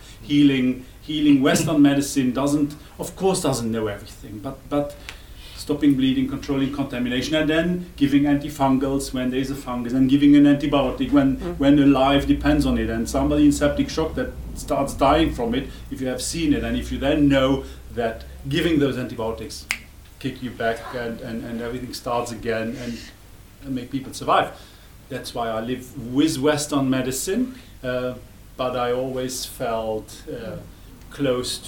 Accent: Luxembourg; English is a second language; moved away as an adult; now in South Africa; I'm not German, because Luxembourg is independent and we speak a dialect that split 1,000 years ago

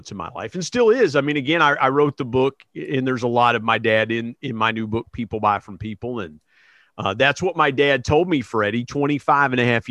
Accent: Belpre, Ohio, United States; also born or lived in Huntington, West Virginia / Parkersburg, West Virginia; Belpre, Ohio is right across the river, and that's where I grew up, the little town I grew up

